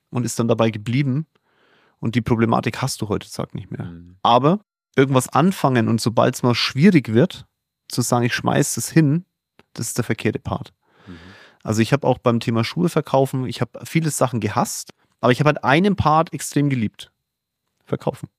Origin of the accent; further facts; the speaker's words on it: Germany; hier bei uns in Deutschland